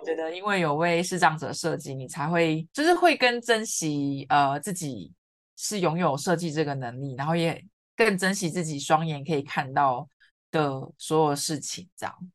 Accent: Kaohsiung, Taiwan; moved away as an adult; also born or lived in Yunlin / Taipei; 我之前都是在高雄嘛，因为我是高雄人，是。然后在云林读书

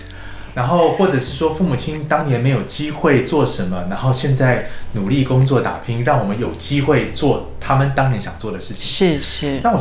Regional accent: Taiwan; moved away as an adult; also born or lived in United States; 那我是在台湾出生长大的

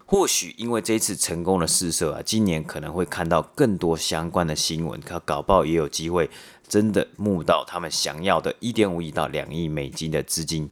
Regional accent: Taiwan; moved away; 我爸妈从台湾寄的包裹过来

